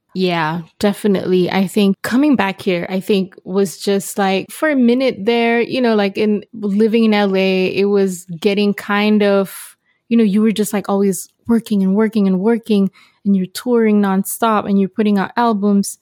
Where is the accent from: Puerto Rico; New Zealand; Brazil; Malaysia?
Malaysia; growing up in Malaysia, trying to make it into the international music scene